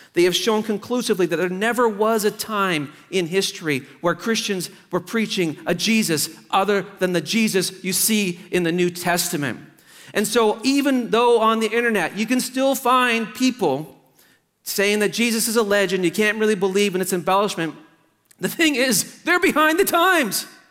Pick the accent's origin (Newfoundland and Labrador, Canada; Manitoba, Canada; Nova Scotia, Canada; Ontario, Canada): Nova Scotia, Canada; Truro; Truro, Nova Scotia, my hometown